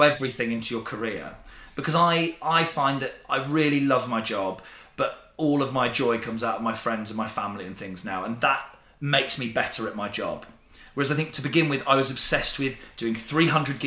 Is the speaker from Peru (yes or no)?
no; Didcot, South East England, United Kingdom; my hometown